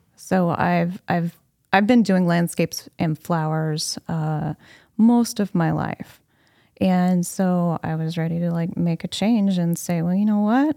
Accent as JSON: {"language": "English", "town": "Anna", "region": "Illinois", "country": "United States", "tie": "born or raised there", "said": "I have lived in Anna nearly my entire life"}